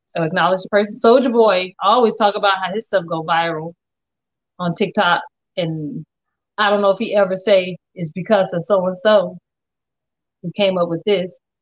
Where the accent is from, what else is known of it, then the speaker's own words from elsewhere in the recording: Englewood, United States; I grew up in Englewood